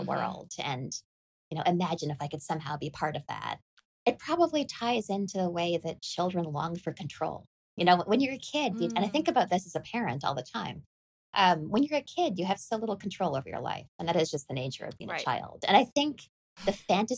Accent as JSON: {"language": "English", "country": "Canada", "tie": "born or raised there", "said": "I grew up in Canada."}